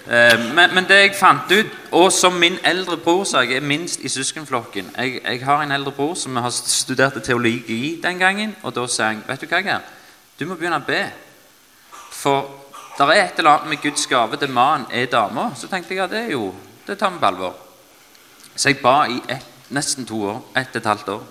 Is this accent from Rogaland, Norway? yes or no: yes; Stavanger, Rogaland, Norway; Jeg er eh, født og oppvokst i Stavanger